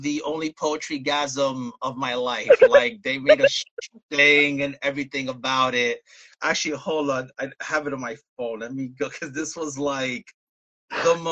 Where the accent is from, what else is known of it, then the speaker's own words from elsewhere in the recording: New York City, New York, United States; now in Bayonne, United States; I'm originally from Brooklyn, New York